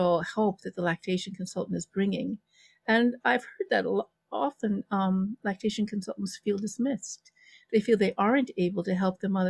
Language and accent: English; Los Angeles, California, United States; moved away; I come from Los Angeles. You know, I was a Valley girl